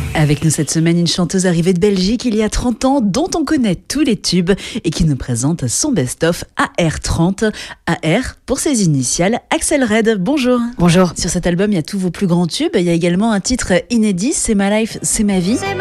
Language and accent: French; France; Chez nous, en France